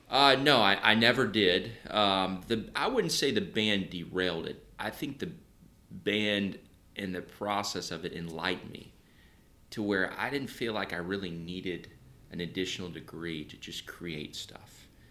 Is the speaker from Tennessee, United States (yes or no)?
yes; Nashville, Tennessee, United States; I, I grew up in Nashville